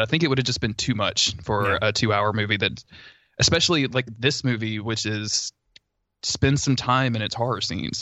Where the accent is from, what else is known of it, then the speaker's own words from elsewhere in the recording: the South, United States; I grew up in the South